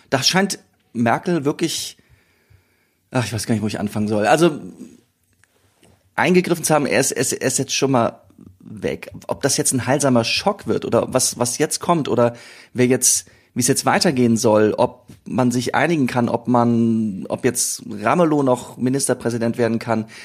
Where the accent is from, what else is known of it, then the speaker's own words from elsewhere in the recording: South Korea; Aus äh, Südkorea.